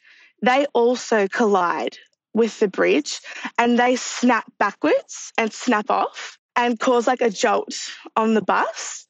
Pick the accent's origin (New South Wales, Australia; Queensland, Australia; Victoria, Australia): Victoria, Australia; Melbourne; I'm from Melbourne, Australia.